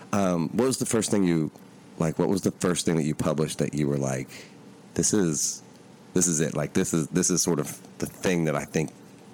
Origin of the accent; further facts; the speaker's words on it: Appalachia, United States; I'm from Appalachia